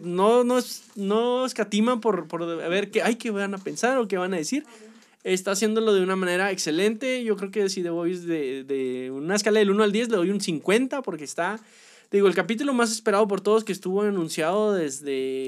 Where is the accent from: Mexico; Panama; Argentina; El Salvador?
Mexico; a nosotros, como mexicanos